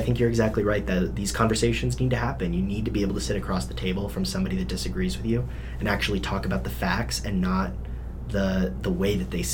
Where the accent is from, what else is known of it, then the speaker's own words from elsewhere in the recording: Littleton, Colorado, United States; I grew up in Littleton, and so it's a very conservative part of the Denver metro area.